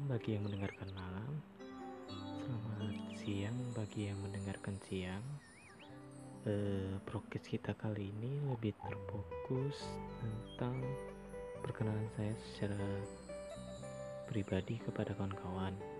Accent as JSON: {"language": "Indonesian", "area": "Kutai Barat", "region": "East Kalimantan", "country": "Indonesia", "tie": "born or raised there", "said": "asli dari Kubar juga"}